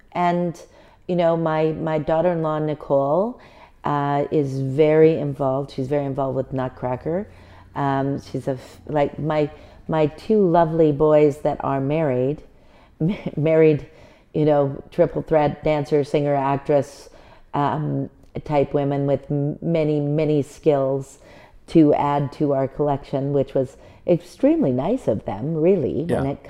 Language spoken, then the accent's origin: English; Richmond, British Columbia, Canada; now in Prince George, Canada; I grew up in Richmond, British Columbia, which is not the same place as it is now. However, at that time, it was very small, very rural, did not have any large dance studios.